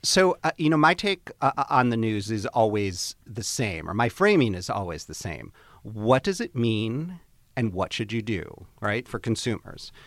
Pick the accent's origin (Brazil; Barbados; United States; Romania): United States; Chicago, Illinois; moved away; my friends, uh, from back home in Chicago where I grew up.